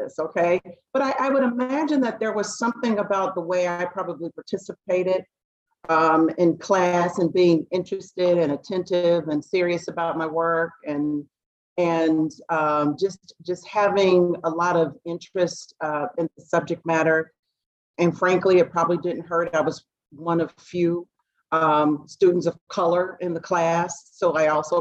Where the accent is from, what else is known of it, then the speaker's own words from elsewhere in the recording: Dayton, Ohio, United States; I'm from Dayton, Ohio